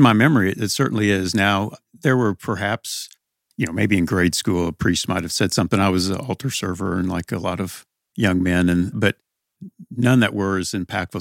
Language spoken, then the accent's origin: English; Evansville, Indiana, United States; also born or lived in New Albany, Indiana; then we came back to Evansville. So, since that time, grew up on the west side, close to Resurrection Parish